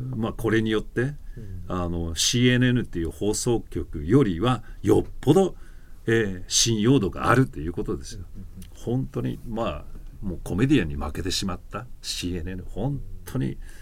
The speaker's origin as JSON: {"language": "Japanese", "country": "United States", "moved": "yes", "said": "アメリカ人"}